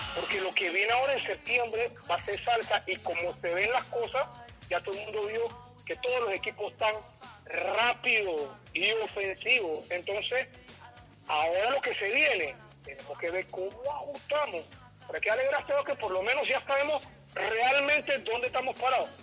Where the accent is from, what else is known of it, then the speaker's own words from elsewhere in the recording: Panama; Somos panameños